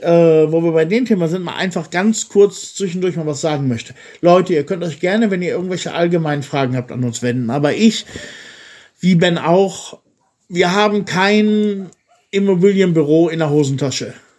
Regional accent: Soest, North Rhine-Westphalia, Germany; now in Bulgaria; ich komme ja aus der Stadt Soest in Deutschland

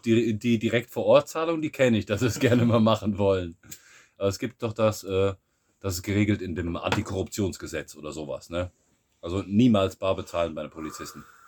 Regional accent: Germany; moved away as an adult; now in Bulgaria; wir hier die Deutschen

